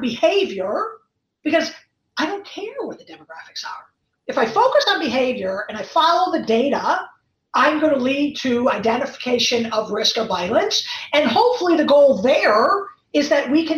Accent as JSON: {"language": "English", "town": "Chicago", "region": "Illinois", "country": "United States", "also_born_or_lived": "East Coast", "moved": "yes", "said": "I'm from Chicago"}